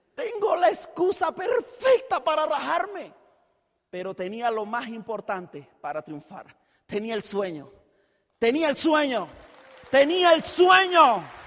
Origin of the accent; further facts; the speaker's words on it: Chiriquí, Panama; yo soy de Chiriquí, el chiricano